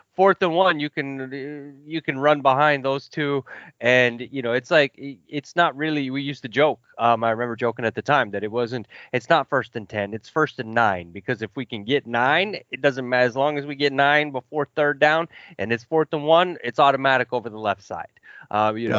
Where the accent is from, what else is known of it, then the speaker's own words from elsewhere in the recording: Kansas City, Missouri, United States; I grew up in the Midwest in Kansas City and outside Kansas City